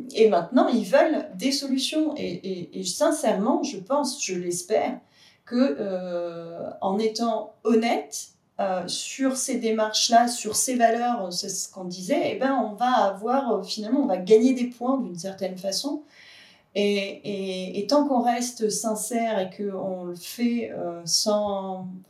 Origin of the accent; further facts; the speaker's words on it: France; on est français